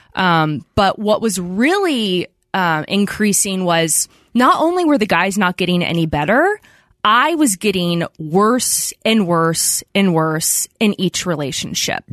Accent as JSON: {"language": "English", "area": "outside of Philadelphia", "region": "Pennsylvania", "country": "United States", "tie": "born or raised there", "said": "I grew up outside of Philadelphia"}